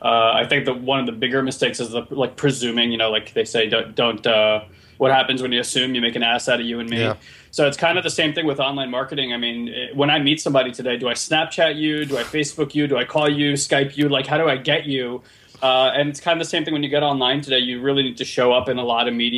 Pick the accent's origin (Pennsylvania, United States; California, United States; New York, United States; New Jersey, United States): New Jersey, United States; we're from Jersey